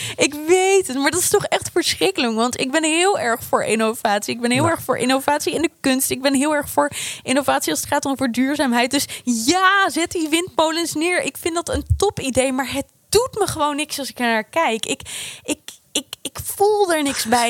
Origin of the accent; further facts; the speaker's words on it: Apeldoorn, Gelderland, Netherlands; ik kom uit Apeldoorn